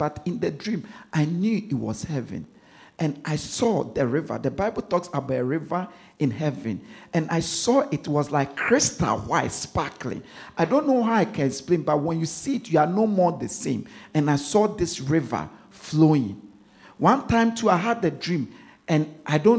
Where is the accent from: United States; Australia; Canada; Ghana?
Ghana; now in London, United Kingdom; I'm from Ghana. I'm from a city in Ghana. I was born in the city. My village is in the city